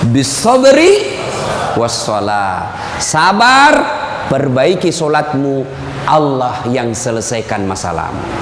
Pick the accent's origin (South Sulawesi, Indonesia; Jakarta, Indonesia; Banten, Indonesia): South Sulawesi, Indonesia; Oh itu orang Bugis pinggiran. Kalau kami ini Bugis modern.